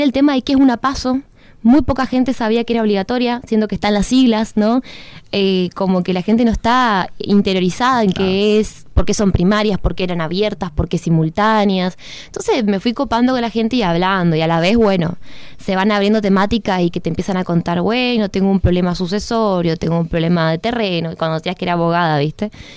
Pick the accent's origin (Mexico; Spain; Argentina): Argentina; Misiones; misionero ni te digo, porque encima tenemos una aduana interna